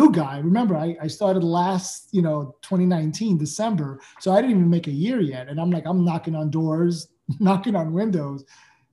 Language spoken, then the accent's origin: English; New York City, New York, United States; born and raised in Brooklyn myself